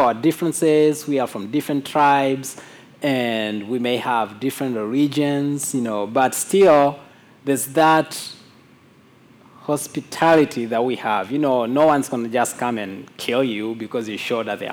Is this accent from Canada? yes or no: no; Mwanza, Tanzania; moved away; also born or lived in Kondoa; when I was leaving my hometown, Mwanza, to go to Kondoa, this Islamic town